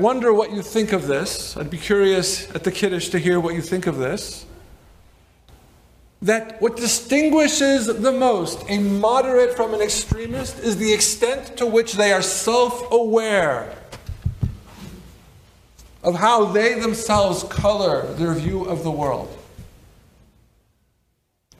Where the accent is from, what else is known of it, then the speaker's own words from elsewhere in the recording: Berkeley, California, United States; I grew up in Berkeley